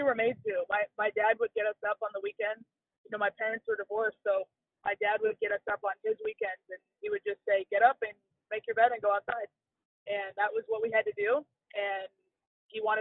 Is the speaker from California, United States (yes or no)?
yes; Southern California, United States; I grew up in Southern California